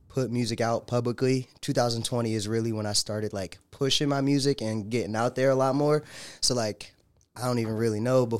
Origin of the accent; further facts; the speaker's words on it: Fredericksburg, Virginia, United States; now in Arizona, United States; Virginia, 540. Fredericksburg, Virginia, bro. That's where I'm from.